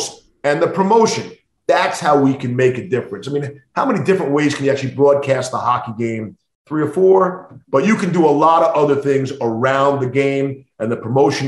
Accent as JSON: {"language": "English", "area": "Long Island", "region": "New York", "country": "United States", "tie": "born or raised there", "said": "growing up in New York and listening to Marv."}